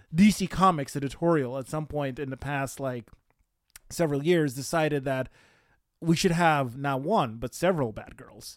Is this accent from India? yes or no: no; Romania; moved away; growing up in Romania